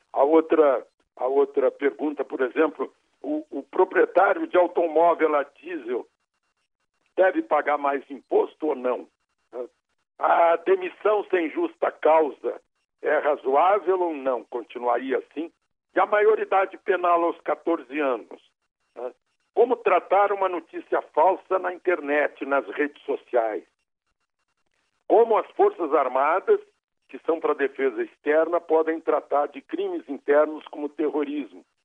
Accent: Rio Grande do Sul, Brazil; now in Brasília, Brazil; eu como gaúcho

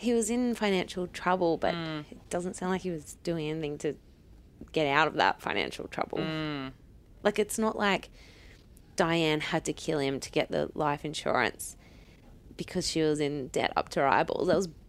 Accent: Newcastle, New South Wales, Australia; I grew up in Newcastle going to the Knights games.

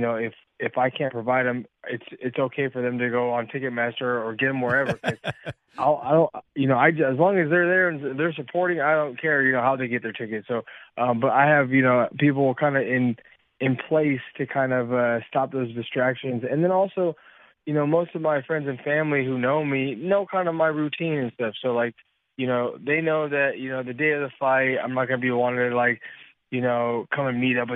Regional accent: Yakima, Washington, United States; moved away; my hometown in Yakima

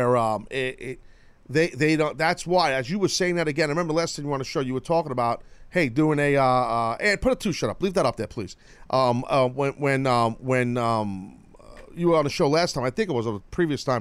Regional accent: New York, United States; I'm a New Yorker.

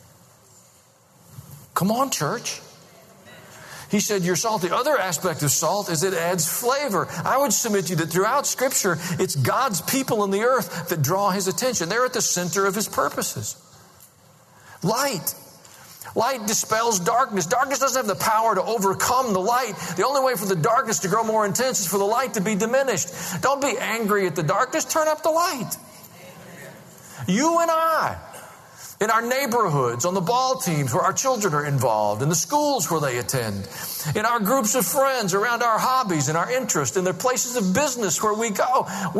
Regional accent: United States; also born or lived in Tennessee; I'm an American and I'm a Christian

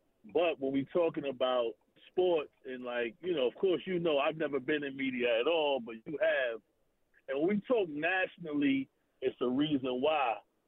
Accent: New Jersey, United States; moved away; I'm from Jersey personally

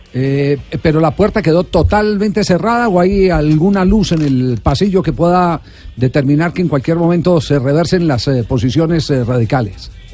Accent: Colombia

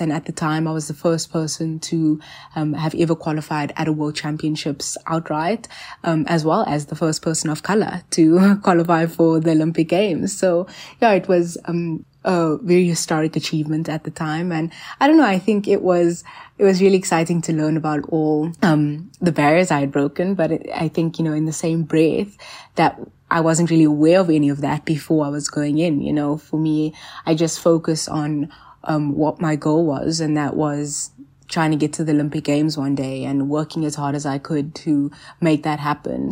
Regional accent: South Africa; also born or lived in Johannesburg; I'm a South African national gymnast

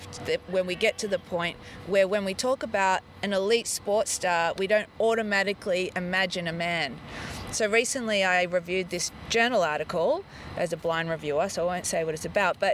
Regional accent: Melbourne, Victoria, Australia; I did grow up in Melbourne

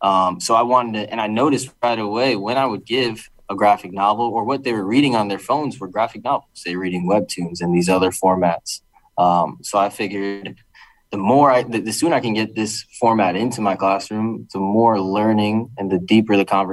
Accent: Bridgeport, Connecticut, United States; I'm born and raised in Bridgeport, Connecticut, and I always just wanted to come back and help and learn

